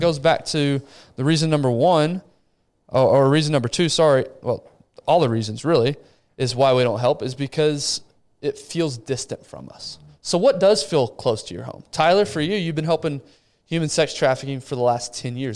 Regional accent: Rio de Janeiro, Brazil; moved away; Rio, the city I was born

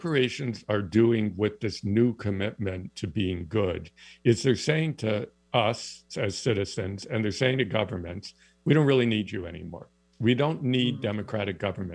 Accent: East Lansing, Michigan, United States; now in Canada; I grew up in East Lansing, Michigan

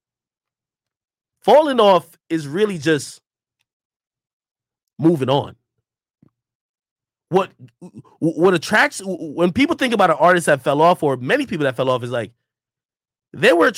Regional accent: New Jersey, United States; also born or lived in Jamaica; My mom brought me over here and we lived in New Jersey

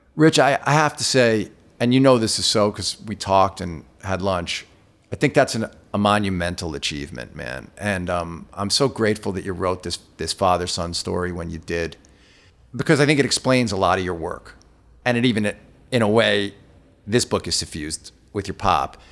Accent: New York, United States; I'm from New York

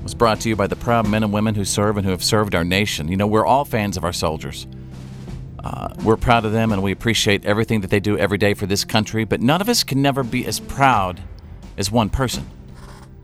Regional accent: Texas, United States; moved away; my home state of Texas

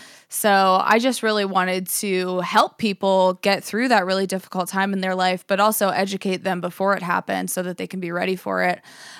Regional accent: Johnsonburg, Pennsylvania, United States; now in Pittsburgh, United States; I grew up in Johnsonburg, Pennsylvania. It's a super small town. There's like a paper mill there, but I have a huge family that's all from there.

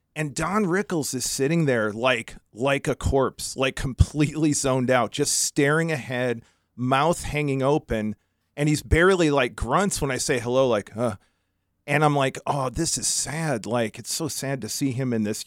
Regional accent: Jamestown, New York, United States; moved away; I'm proud of my hometown for that.

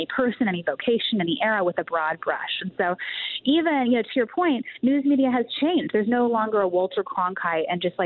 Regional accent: Canada; moved away; I grew up in Canada that has the parliamentary system

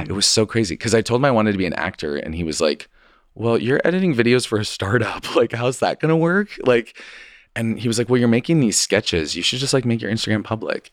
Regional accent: Idaho, United States; moved away; I'm from Idaho, and so I was in Idaho with my parents

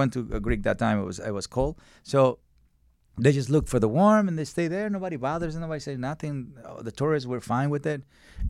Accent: Mexico; So I come from Mexico, and dogs in Mexico are skinny, but they don't have psychological problems.

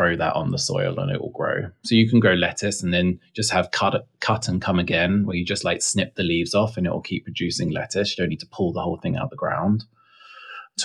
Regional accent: England, United Kingdom; now in Texas, United States; being English

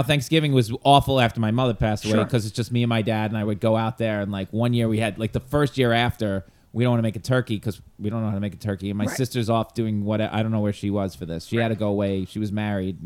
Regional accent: United States; I am an American!

